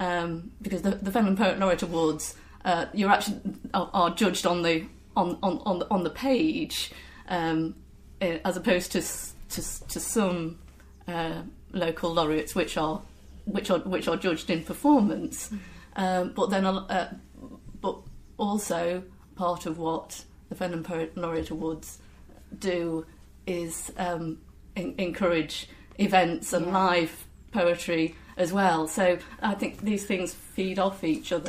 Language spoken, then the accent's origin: English; near Lincoln, East Midlands, United Kingdom; moved away; I'm from uh, near Lincoln originally